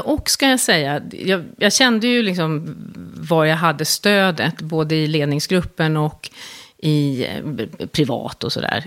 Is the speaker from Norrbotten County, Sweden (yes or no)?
no; Stockholm, Stockholm County, Sweden; jag är uppvuxen i, i Stockholm